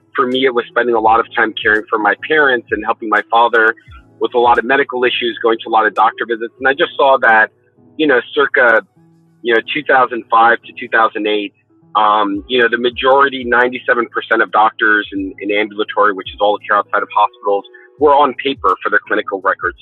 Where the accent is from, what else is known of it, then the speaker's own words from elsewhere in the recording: New York City, New York, United States; I, was born and raised in New York City